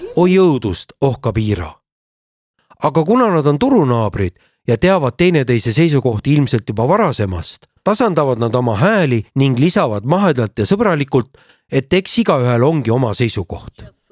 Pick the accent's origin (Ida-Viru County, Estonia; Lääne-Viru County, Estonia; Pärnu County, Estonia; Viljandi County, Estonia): Ida-Viru County, Estonia; Narva-Jõesuu; now in Tallinn, Estonia; olen siitkandist pärit